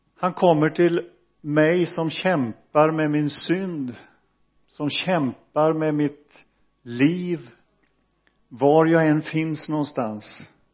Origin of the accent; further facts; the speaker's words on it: Donsö, Västra Götaland, Sweden; jag växte upp i Donsö missionsförsamling